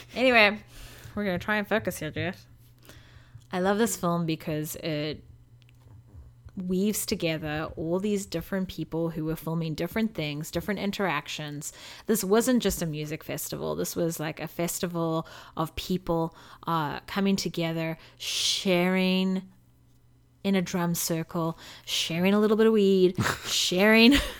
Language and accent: English; South Africa; moved away as an adult; now in United States; as a South African, who's coming to live in America, who's been here for 11 years, which is only a third of my life